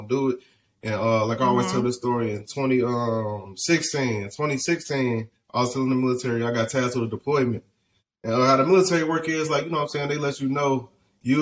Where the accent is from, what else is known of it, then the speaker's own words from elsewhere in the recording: Chicago, Illinois, United States; moved away as an adult; also born or lived in California; now in Dallas, United States; I'm born and raised in Chicago, on the west side of Chicago.